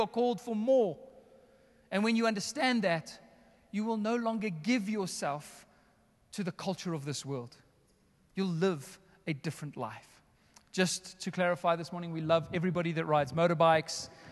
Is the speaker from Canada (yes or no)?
no; Johannesburg, Gauteng, South Africa; also born or lived in West Rand; I was raised here in the northern suburbs. I'm essentially in my hometown right now